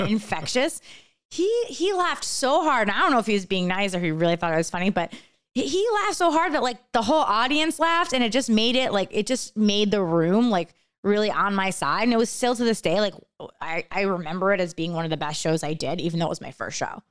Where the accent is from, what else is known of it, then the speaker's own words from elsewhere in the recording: around New York City / New Jersey, United States; now in Los Angeles, United States; I grew up around New York City